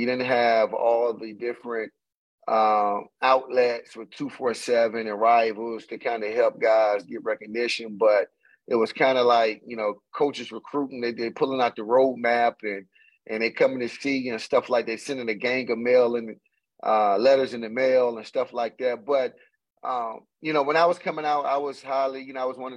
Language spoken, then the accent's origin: English; Chesapeake, Virginia, United States; We went to the same elementary school, grew up in the same neighborhood, Camelot Elementary, that neighborhood. We're both from Chesapeake